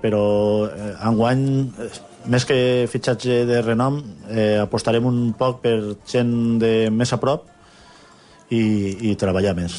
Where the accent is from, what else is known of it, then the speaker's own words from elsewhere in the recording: Fabara, Spain; al meu poble de Favara